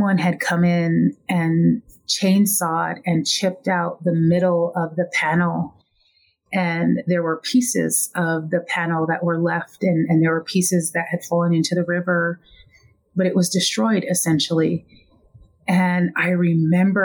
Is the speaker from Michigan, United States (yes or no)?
no; Lapwai, Idaho, United States; now in Flagstaff, United States; Originally, I am from Lapway, Idaho, in a Nez Perce reservation